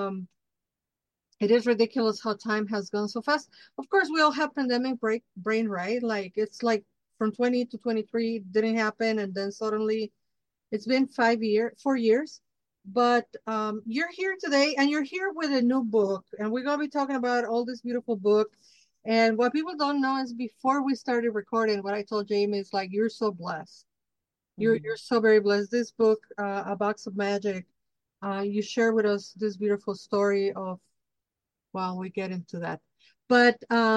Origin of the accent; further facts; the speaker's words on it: Mexico; I'm Mexica, I'm indigenous from Mexico.